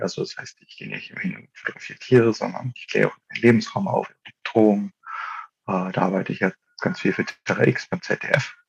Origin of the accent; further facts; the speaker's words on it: Germany; ich komme hier aus der Region, ich komme aus dem Harz